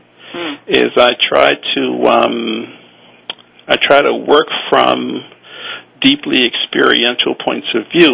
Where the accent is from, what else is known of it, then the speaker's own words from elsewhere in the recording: New Orleans, Louisiana, United States; also born or lived in Austin, Texas; now in Hawaii, United States; I was born and raised in New Orleans